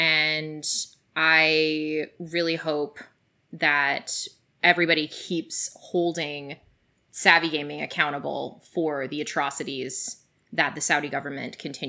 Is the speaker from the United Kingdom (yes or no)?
no; Canada; I mean, my home country has as well.